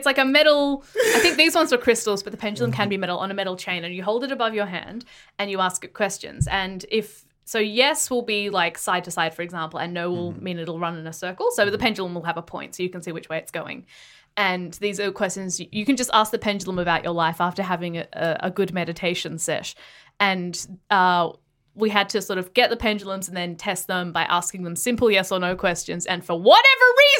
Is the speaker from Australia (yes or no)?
yes; Adelaide, South Australia, Australia; moved away; I was from Adelaide